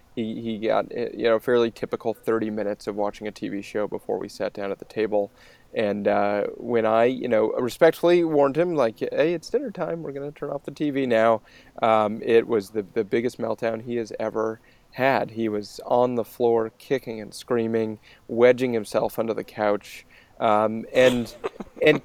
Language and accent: English; Maine, United States; The states of New England, including my home state of Maine